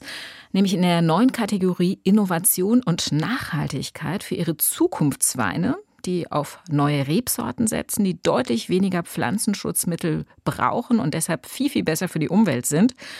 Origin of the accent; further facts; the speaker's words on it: Rhineland-Palatinate, Germany; als Rheinland-Pfälzerin